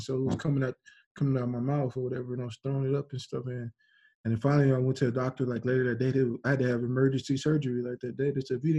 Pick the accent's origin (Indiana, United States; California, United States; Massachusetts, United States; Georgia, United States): California, United States; San Diego; It was an apartment, because like in where I grew up in California, in San Diego, like they had like all these little stone things for drive-bys